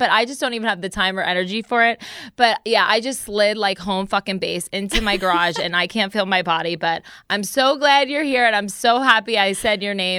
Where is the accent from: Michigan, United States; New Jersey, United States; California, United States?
New Jersey, United States; I'm from Jersey.